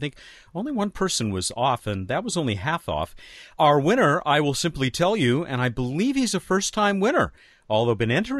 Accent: Long Beach, California, United States; right here in my hometown, Long Beach, California

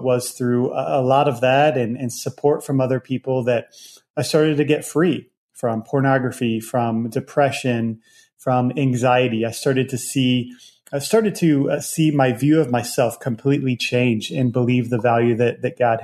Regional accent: Virginia, United States; I grew up in Virginia

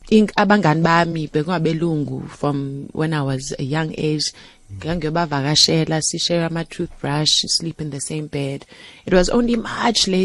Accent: Soweto, Gauteng, South Africa; ngakhula around the corner from u, u Azania

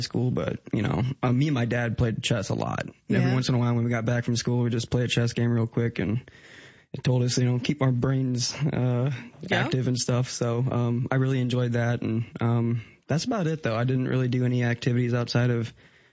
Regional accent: Lake St. Louis, Missouri, United States; Lake St. Louis, Missouri.

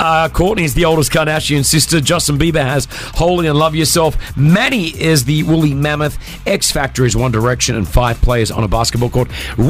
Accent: Australia; moved away as an adult; now in Dubai, United Arab Emirates; Like, obviously, I grew up in Australia where I'm... Both my parents are Lebanese. My whole family is Lebanese.

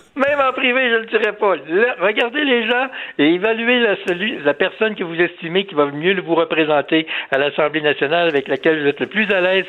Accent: Canada; Moi, je suis un Canadien, je suis fier d'être Canadien, j'aime mon pays

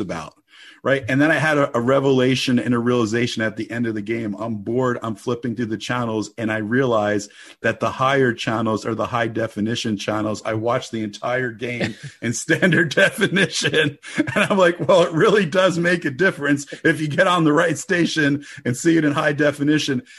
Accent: New Jersey, United States; I grew up in the Holy Land, New Jersey

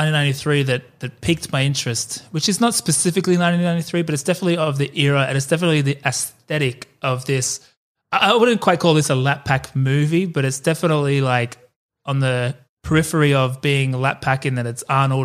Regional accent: Australia; I reckon growing up in Australia

